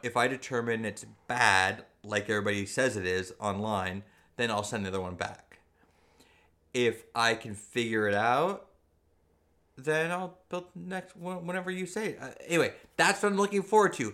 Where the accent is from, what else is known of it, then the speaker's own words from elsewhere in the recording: Southern California, United States; I grew up in Southern California, very close to, uh, the, the, in, in the era of the Bloods and the Crips